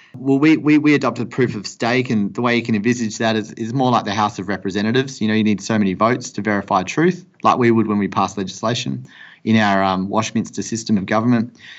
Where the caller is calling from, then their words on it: Perth, Western Australia, Australia; I'm calling you from Perth in Western Australia